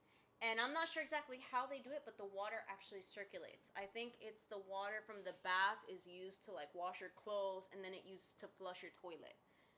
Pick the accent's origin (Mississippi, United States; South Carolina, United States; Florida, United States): Florida, United States; Miami; I did grow up in Miami.